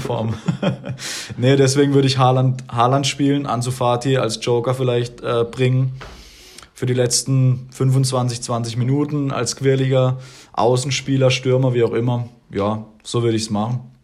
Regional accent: Germany; ich als Deutsche, ich als Deutscher

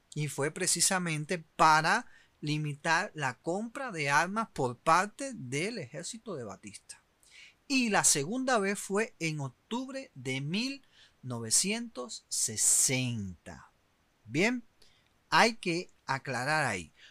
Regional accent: Cuba; moved away; Yo soy de Camerón Cubano

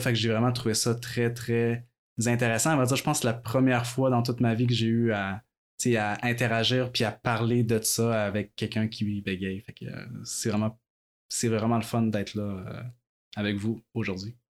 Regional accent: Quebec City, Quebec, Canada; je suis né à Québec. À vrai j'ai toujours vécu à Québec.

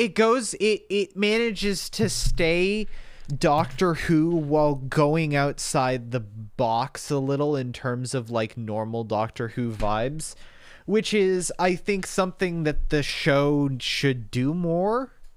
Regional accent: United States; we're American

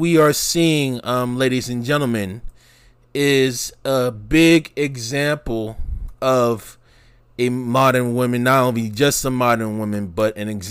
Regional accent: New York City, New York, United States; back in my early years growing up in the New York City metropolitan area

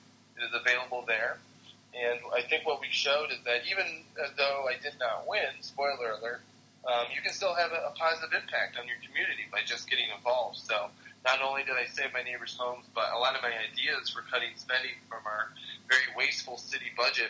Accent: Bexley, Ohio, United States; I'm from Bexley, Ohio. It's actually where the governor's mansion is

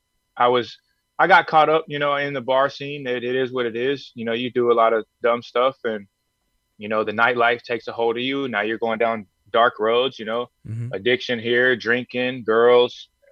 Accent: Houston, Texas, United States; fight in front of my hometown people. I got a bunch of people in Houston that just love to, you know, support me

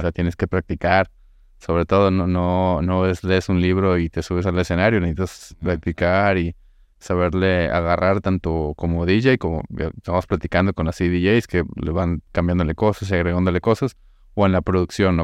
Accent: Mexico; yo soy mexicano

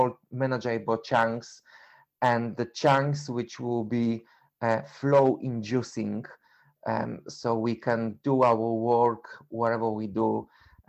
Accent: Poland; English is a second language; moved away as an adult; now in London, United Kingdom; I'm originally from Poland. I was living in UK for 21 years

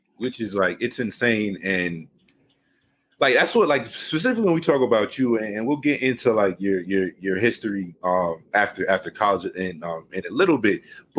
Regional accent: Valley Stream, New York, United States; as somebody who moved to Valley Stream, I moved to Valley Stream in like in third grade.

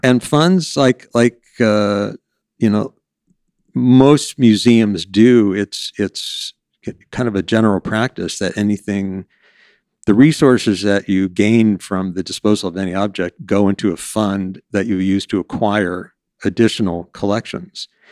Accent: North San Diego County, California, United States; I grew up in North San Diego County, um, kind of a spread out town, real horsey town

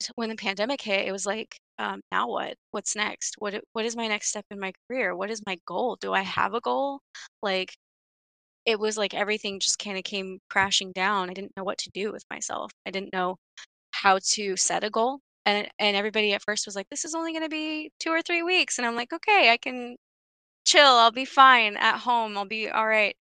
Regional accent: Stockton, California, United States; I grew up in Stockton

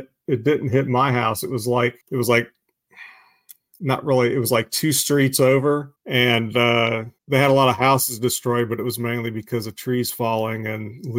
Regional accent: Huntsville, Alabama, United States; I'm from Huntsville

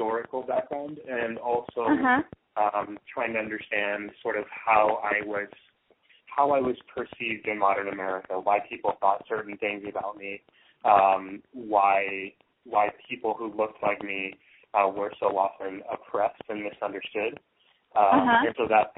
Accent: San Antonio, Texas, United States; moved away as an adult; also born or lived in Northeast United States; I was born and raised in San Antonio, Texas

